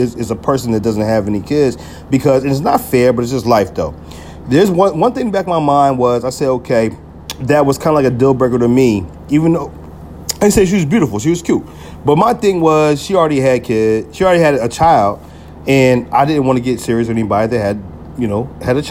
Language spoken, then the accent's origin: English; New Jersey, United States; when I came back to Jersey